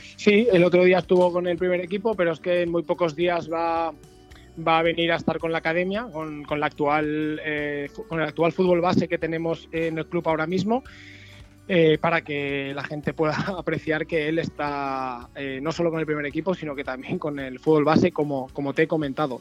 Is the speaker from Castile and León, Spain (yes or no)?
no; La Pobla de Vallbona, Valencian Community, Spain; moved away as an adult; also born or lived in Benidorm; now in La Nucía, Spain; Soy de Valencia, un pueblecito de la Pola de Baibona, pero me afinqué en la Nucía.